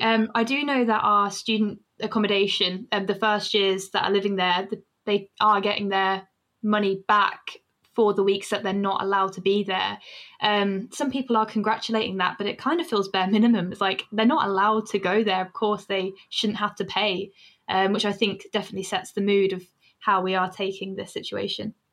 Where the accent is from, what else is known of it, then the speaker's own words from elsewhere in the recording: Northampton, East Midlands, United Kingdom; now in Sheffield, United Kingdom; I'm from Northampton